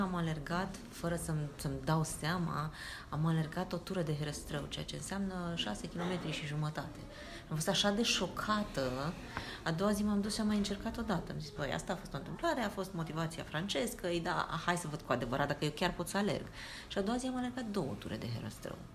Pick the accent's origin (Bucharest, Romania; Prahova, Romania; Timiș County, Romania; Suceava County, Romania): Bucharest, Romania; Eu veneam din Bercen. Bercen este un cartier mărginaș al Bucureștiului